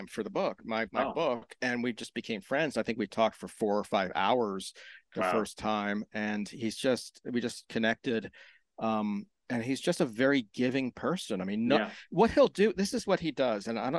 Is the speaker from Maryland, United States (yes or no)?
yes; Maryland, United States; I am from Maryland, south of Baltimore, near the Virginia line.